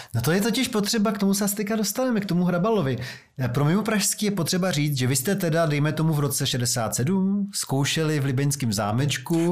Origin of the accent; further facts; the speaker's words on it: Prague, Czechia; jsem z Vysočan